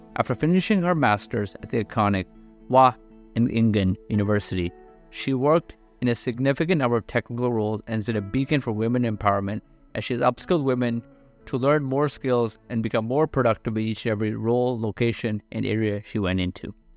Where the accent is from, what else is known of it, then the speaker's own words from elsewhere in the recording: India; I'm from India